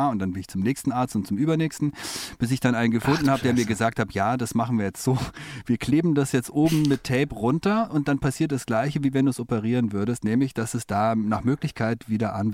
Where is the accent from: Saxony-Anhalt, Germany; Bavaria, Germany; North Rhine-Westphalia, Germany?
Bavaria, Germany; Munich; also born or lived in Oxford; Ja, größtenteils. Also äh, allerdings äh, haben mich meine Eltern, als ich ein Jahr alt war, ähm, mit nach England genommen